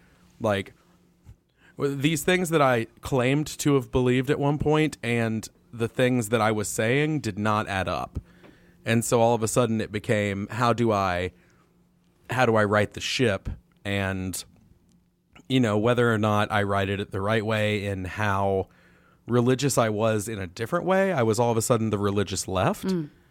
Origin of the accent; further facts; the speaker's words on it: the South, United States; And so, like, growing up in the South, I mean, geez, these have both been long-winded answers to your question.